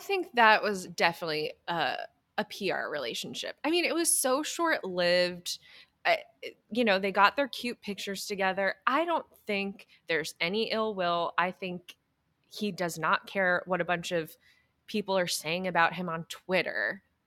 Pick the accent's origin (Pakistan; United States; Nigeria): United States; New Hampshire; I am from New Hampshire